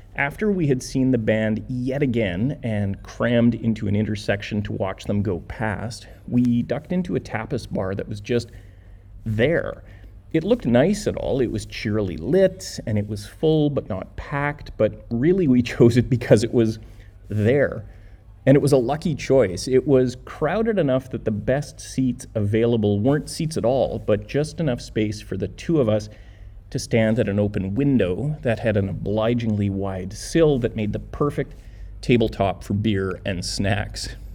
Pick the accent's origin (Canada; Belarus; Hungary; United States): Canada; we are Canadian